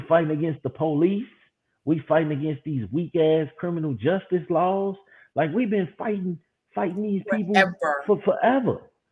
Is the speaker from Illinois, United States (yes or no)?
yes; Chicago, Illinois, United States; I'm from Chicago